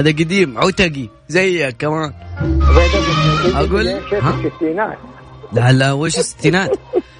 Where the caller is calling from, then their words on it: Al-Ahsa, Eastern Province, Saudi Arabia; انا بكلمك من الاحساء